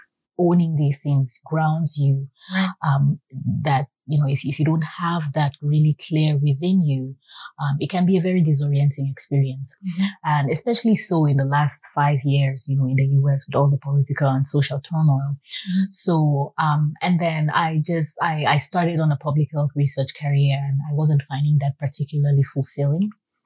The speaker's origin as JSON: {"language": "English", "country": "Cameroon", "tie": "born or raised there", "moved": "yes", "lives_now": "United States", "said": "growing up in Cameroon"}